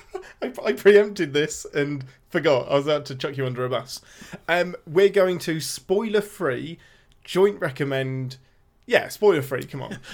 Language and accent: English; England, United Kingdom; I'm your Englishman